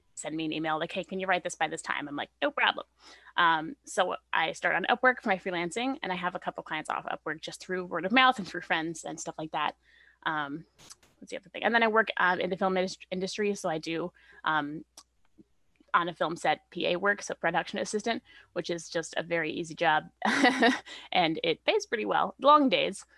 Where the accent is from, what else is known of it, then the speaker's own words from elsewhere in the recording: Canada; also born or lived in Vancouver; I'm Canadian, so I'm, I'm pretty fairly settled here.